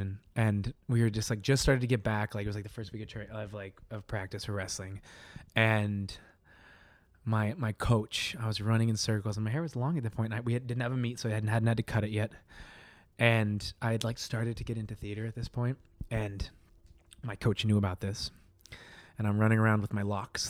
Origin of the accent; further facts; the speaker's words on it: Colorado, United States; moved away as an adult; also born or lived in North Dakota; now in New York City, United States; from Colorado, raised there my whole life